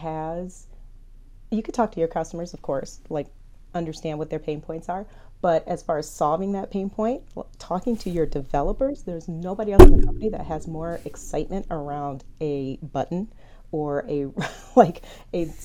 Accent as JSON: {"language": "English", "town": "Detroit", "region": "Michigan", "country": "United States", "tie": "born or raised there", "said": "I'm from Detroit"}